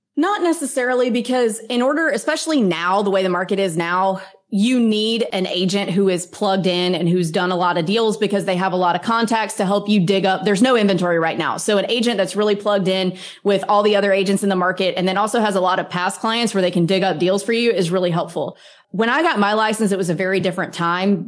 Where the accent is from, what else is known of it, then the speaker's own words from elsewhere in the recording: Mississippi, United States; now in Florida, United States; I grew up in Mississippi